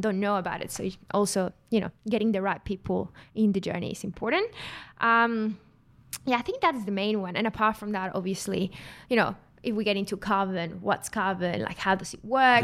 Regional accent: Mexico; now in Australia; I'm not from Australia. I'm from Mexico

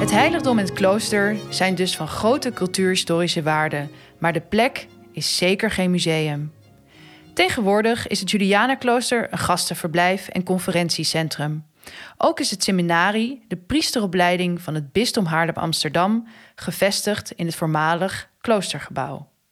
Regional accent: Argentina; now in Netherlands; Ik kom zelf uit Argentinië.

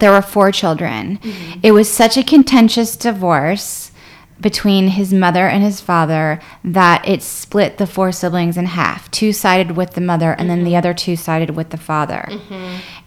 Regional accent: the South, United States; growing up in the South, where everyone had a messed up family

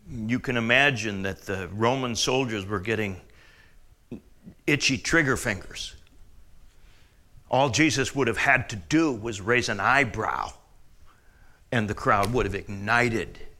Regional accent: Canada; Well, like your July the 4th, like my July the 1st, because I'm Canadian.

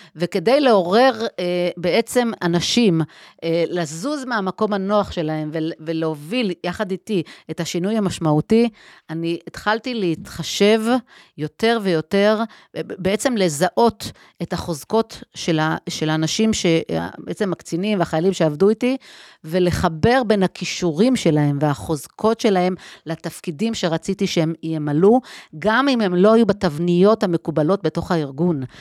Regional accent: Herzliya, Tel Aviv District, Israel; אז אני גדלתי בהרצליה, במרכז הארץ

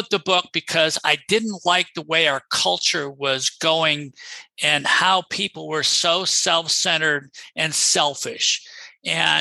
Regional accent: Rochester, United States; moved away as an adult; also born or lived in Boston / New Orleans; I'm originally from Rochester

